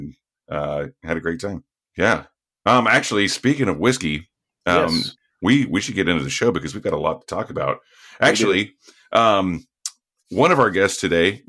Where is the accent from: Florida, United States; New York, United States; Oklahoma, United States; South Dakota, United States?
Oklahoma, United States; Lone Wolf; now in Marin County, United States; I'm from Lone Wolf, Oklahoma